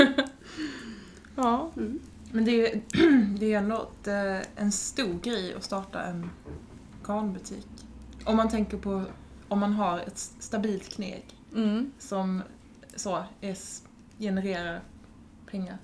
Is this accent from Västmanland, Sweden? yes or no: no; Stockholm, Stockholm County, Sweden; moved away as an adult; now in Jönköping, Sweden; jag är ju från Stockholm